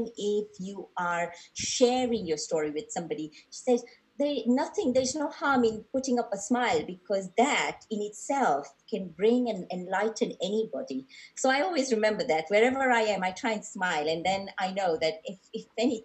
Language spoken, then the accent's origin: English; Mombasa, Mombasa County, Kenya; we were born and brought up in Mombasa.